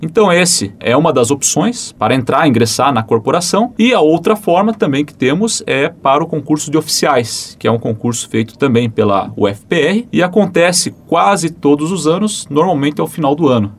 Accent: Curitiba, Paraná, Brazil; moved away as an adult; now in Coronel Vivida, Brazil; eu sou natural de Curitiba, nasci em Curitiba e me criei é, em Curitiba e até os meus 28 anos morei em Curitiba

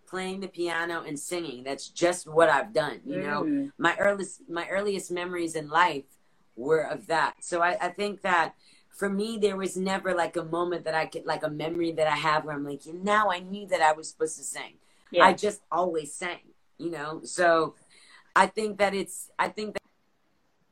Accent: South Florida, United States; I'm the first American in my family, and I grew up in South Florida

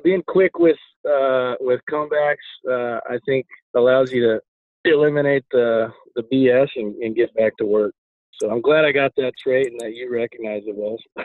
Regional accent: South Dakota, United States; moved away; also born or lived in Nebraska; growing up in South Dakota, uh, and then moving on to Nebraska

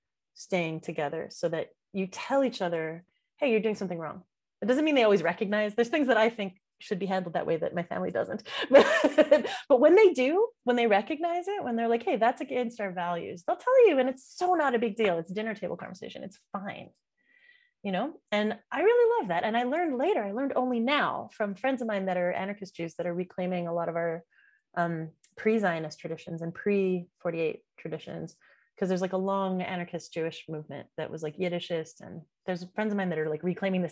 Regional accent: Montreal, Quebec, Canada; I was born in Montreal, I was born in Canada, but my dad's an immigrant.

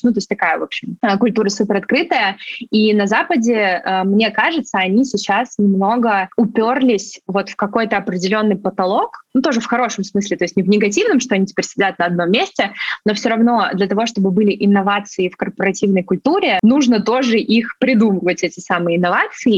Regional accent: Sochi, Krasnodar Krai, Russia; moved away; я вообще сама родом из Сочи

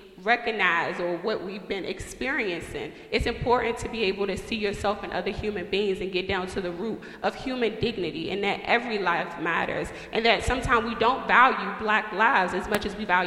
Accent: Washington, District of Columbia, United States; now in Minnesota, United States; Growing up in Washington, D.C., where there's majority African-American

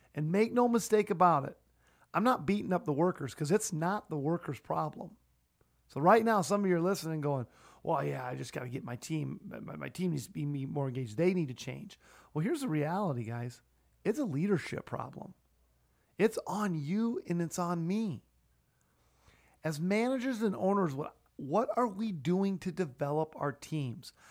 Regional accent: Sioux Falls, South Dakota, United States; my hometown of Sioux Falls

